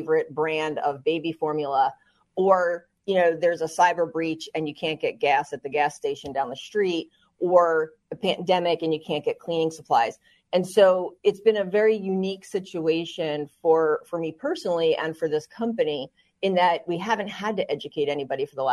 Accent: New Jersey, United States; also born or lived in West Virginia; I'm from New Jersey. I grew up, you know, lower middle class

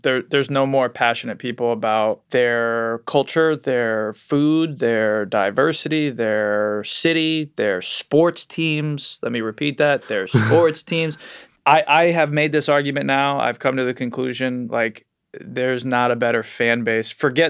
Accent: Trumbull, Connecticut, United States; Like, I'm from Trumbull, Connecticut. I'm not like super pumped about Connecticut's great, but I'm not like, let's go, you know, like, we don't have that.

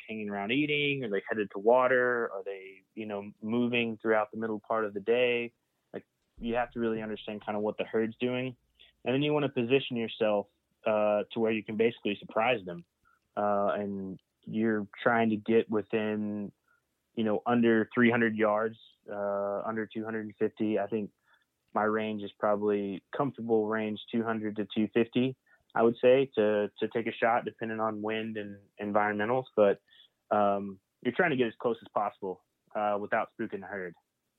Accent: Oklahoma, United States; now in Key West, United States; then I'm headed up to back to my home state in Oklahoma in January to finish out the archery season up there.

